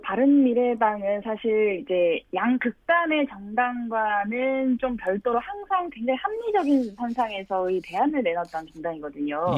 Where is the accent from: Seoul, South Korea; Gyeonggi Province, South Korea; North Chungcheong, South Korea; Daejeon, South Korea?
North Chungcheong, South Korea; Cheongju; moved away; 저는 고향이 청주여서요